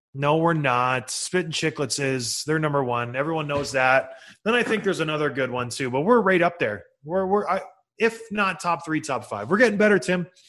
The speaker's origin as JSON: {"language": "English", "region": "Ontario", "country": "Canada", "tie": "born or raised there", "said": "when I was growing up in Ontario."}